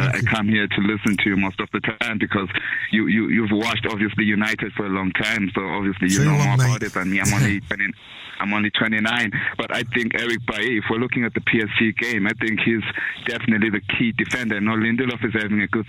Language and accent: English; South Africa; I'm not from England, I'm from South Africa